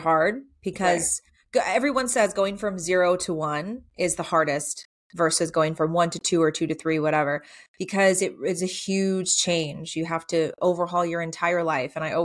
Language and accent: English; South Georgia, United States; also born or lived in San Francisco / Virginia; now in Middle Tennessee, United States; I grew up in South Georgia, so not too far away from here.